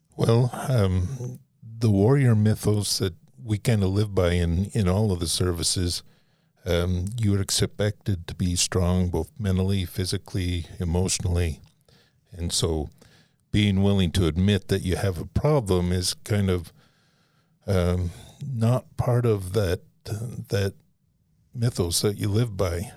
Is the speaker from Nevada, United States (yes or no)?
yes; Nevada, United States; also born or lived in Southern Utah; I was born in Nevada, and my dad was from Southern Utah.